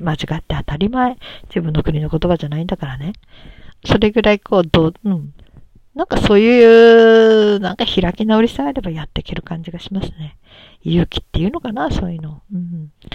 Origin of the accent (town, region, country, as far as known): Japan